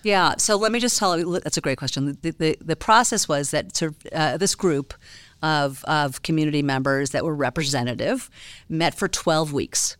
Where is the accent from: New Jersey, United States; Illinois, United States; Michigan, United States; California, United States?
Illinois, United States; Chicago; now in Colorado, United States; I grew up in Chicago